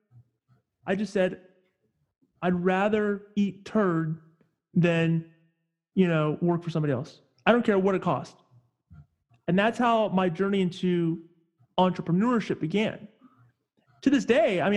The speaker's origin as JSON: {"language": "English", "region": "Northern California", "country": "United States", "said": "I'm originally from Northern California"}